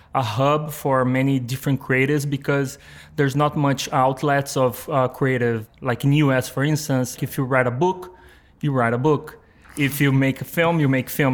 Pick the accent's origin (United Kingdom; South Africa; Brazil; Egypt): Brazil; São Paulo; English is a second language; moved away as an adult; now in New York, United States; I was born in Brazil, like in a. I mean, it's this small like town in Brazil called. Uh, uh, the translation would be like New Horizon. Um, and it's it's like uh, in the São Paulo state, which is like the the main state in Brazil. But I grew up there